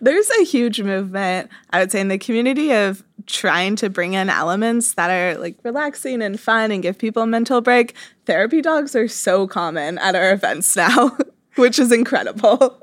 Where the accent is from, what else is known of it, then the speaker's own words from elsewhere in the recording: Kansas, United States; I grew up in Kansas, not a huge tech scene there